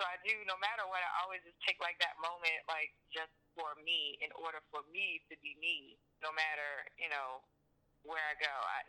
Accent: Baltimore, Maryland, United States; moved away; I'm from Baltimore, but most of the shows I've done have always been outside of Baltimore. So me being back, I've only been back in Maryland for 2 years.

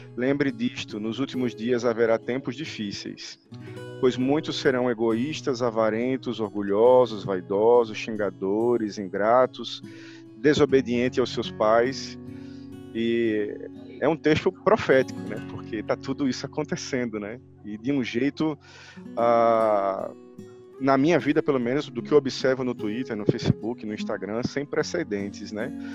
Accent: Rio Grande do Norte, Brazil

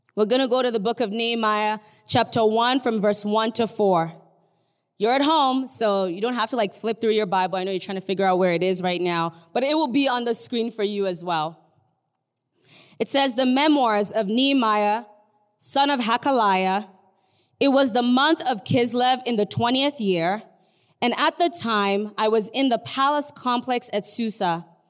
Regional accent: Nigeria; I'm Nigerian. I don't know if you can tell, but I'm Nigerian.

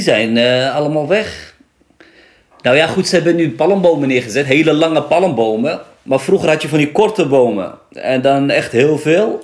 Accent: Nador, Oriental, Morocco; ik kom uit Nador

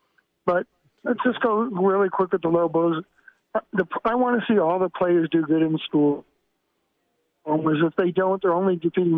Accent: New York, United States; moved away; I'm from New York, where we can root against our own team, and then we can throw them under the bus two games later if they stink.

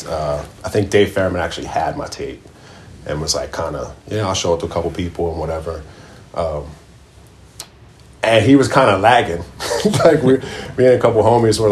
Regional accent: West Chester, Pennsylvania, United States; Westchester, Pennsylvania is where I grew up. It's where I'm at right now

